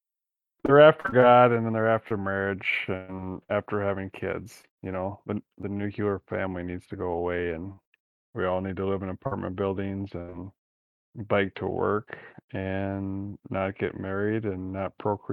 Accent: Minnesota, United States; I'm from Minnesota.

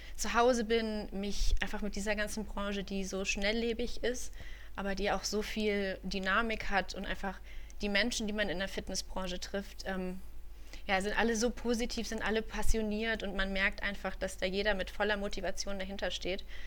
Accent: Düsseldorf, North Rhine-Westphalia, Germany; drei Monate in Düsseldorf, ähm, meiner Heimatstadt. Ich bin ein Düsseldorfer Mädchen

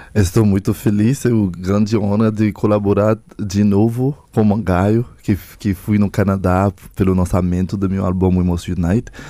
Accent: Haiti; Eu sou haitiano, tenho uma própria cultura

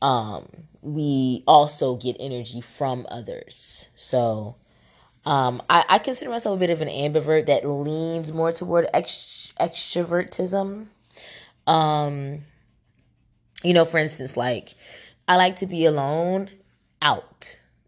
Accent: Camden, New Jersey, United States; also born or lived in Philadelphia, Pennsylvania; now in Atlanta, United States; I'm located in Atlanta, Georgia right now, but I come from Jersey, is where I was born and raised in Camden.

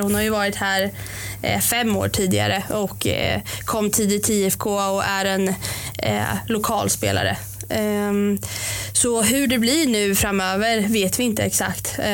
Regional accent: Norrköping, Östergötland, Sweden; jag är uppvuxen i Linde har bott där eh, sedan jag föddes eh, i princip

